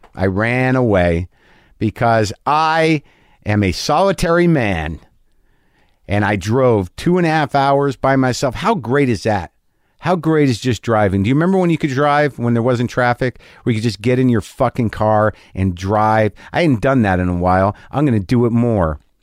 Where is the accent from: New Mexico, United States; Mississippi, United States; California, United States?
New Mexico, United States; Albuquerque; moved away; I grew up in Albuquerque, New Mexico